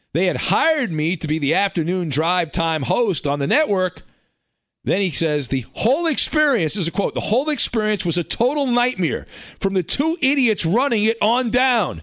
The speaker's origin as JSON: {"language": "English", "region": "California", "country": "United States", "tie": "born or raised there", "said": "I grew up in California"}